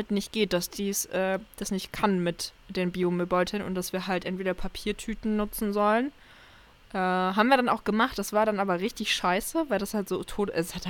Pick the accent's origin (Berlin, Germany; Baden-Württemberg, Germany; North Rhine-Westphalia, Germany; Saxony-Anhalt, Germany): Saxony-Anhalt, Germany; now in Lemgo, Germany; ich bin ja aus Sachsen-Anhalt dann nach NRW gezogen, also nach Lemgo.